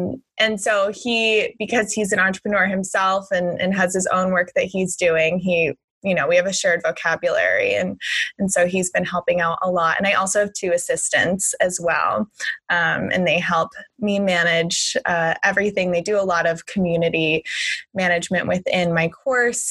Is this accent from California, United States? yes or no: yes; Southern California, United States; I grew up in Southern California in the 90s